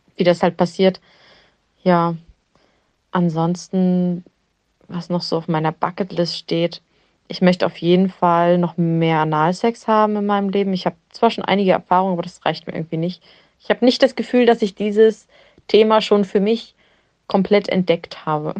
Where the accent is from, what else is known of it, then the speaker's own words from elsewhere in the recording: Rostock, Mecklenburg-Vorpommern, Germany; Ich komme aus Rostock, bin 28 Jahre alt